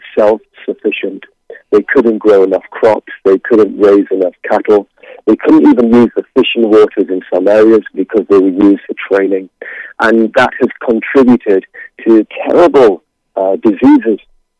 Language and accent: English; United Kingdom; I'm from Britain